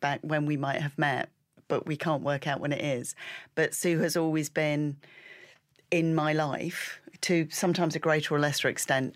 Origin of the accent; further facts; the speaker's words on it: Peak District of Derbyshire, East Midlands, United Kingdom; I grew up in the Peak District of Derbyshire